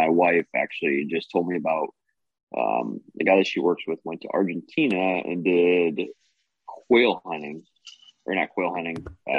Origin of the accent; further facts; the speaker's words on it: Guttenberg, Iowa, United States; I'm originally from Guttenberg, Iowa. Lived on the Mississippi my whole life